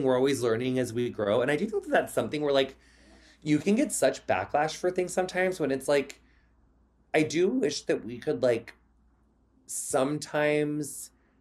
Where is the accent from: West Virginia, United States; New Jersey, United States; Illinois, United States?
Illinois, United States; Quincy; moved away; I made it out of my hometown. Like no offense to Quincy